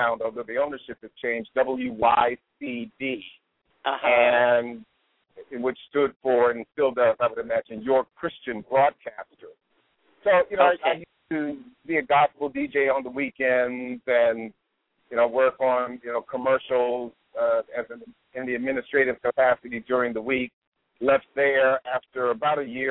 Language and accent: English; Prince George's County, Maryland, United States; also born or lived in Washington, D.C.; that's where I grew up